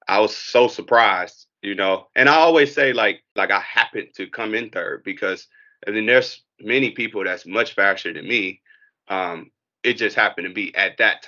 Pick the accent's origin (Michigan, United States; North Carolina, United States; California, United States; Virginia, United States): Michigan, United States; Detroit; also born or lived in Nashville, Tennessee; I was in Detroit, born and raised in Detroit, on the west side of Detroit, and educated through the Detroit public school system